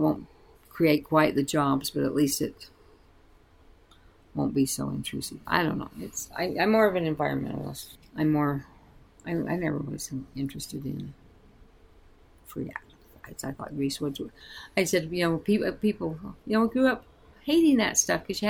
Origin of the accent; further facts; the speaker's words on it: Eureka, Utah, United States; also born or lived in Spanish Fork, Utah / Delta, Utah; now in Baker, United States; I grew up in Eureka, Utah, a mining town